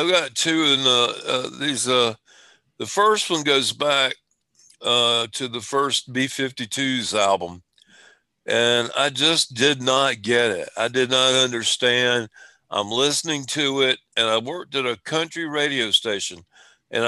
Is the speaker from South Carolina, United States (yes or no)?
yes; Spartanburg, South Carolina, United States; I'm a dumbass from Spartanburg.